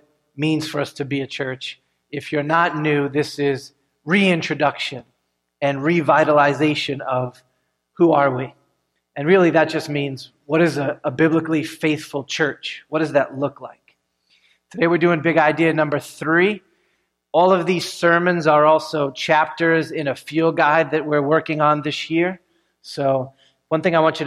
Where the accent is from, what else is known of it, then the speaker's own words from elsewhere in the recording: United States; as Americans